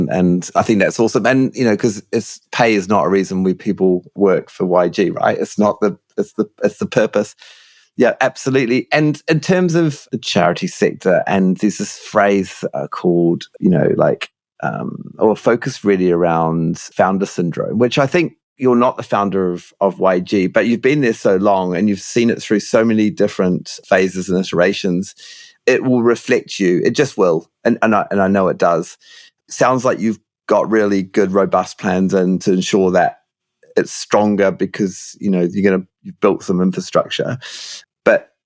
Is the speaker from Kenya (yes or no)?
no; New Zealand; I'm a Kiwi